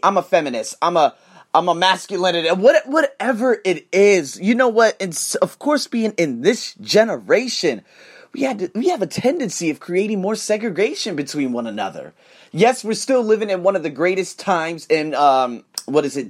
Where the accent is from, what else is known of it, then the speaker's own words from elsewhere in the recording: United States; I'm American